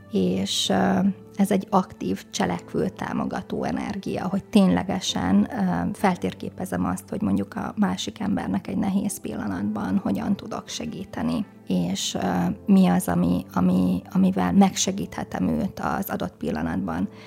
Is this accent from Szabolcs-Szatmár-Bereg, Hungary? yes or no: yes; Szabolcs-Szatmár-Bereg, Hungary; Szabolcs Szakmárbereg megyében nőttem föl egy kis városban, és én nagyon megtapasztaltam ott a Szatmári tájon